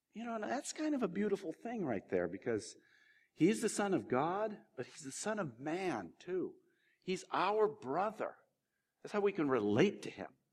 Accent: California, United States; moved away; also born or lived in Ohio; I was born in California and I used to live in Ohio

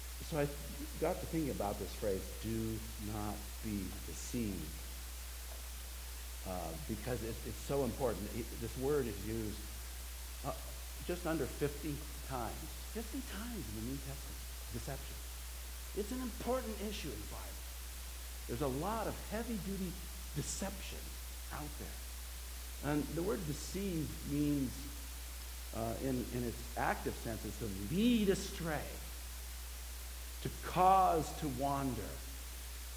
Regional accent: United States; I'm an American

